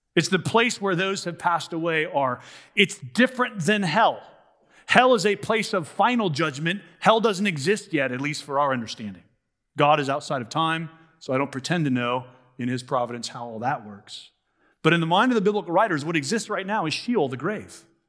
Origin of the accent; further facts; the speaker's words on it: United States; as American Christians